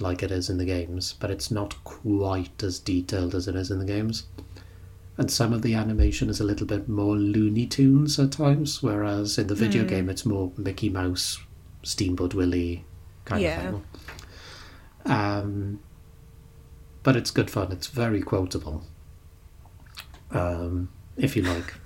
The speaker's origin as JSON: {"language": "English", "country": "United Kingdom"}